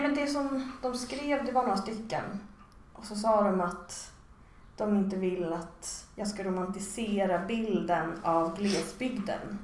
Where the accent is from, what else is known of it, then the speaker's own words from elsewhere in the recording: Stockholm, Stockholm County, Sweden; moved away as an adult; now in Malmö, Sweden; jag är en pure Stock, liksom, Stockholms betongs innerstadsbarn